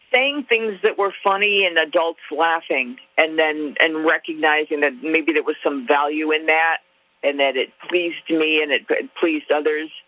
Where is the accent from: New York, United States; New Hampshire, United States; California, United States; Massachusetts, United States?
New York, United States; Buffalo; I don't think Buffalo had much to do with it other than how distant it was from anything that interested me.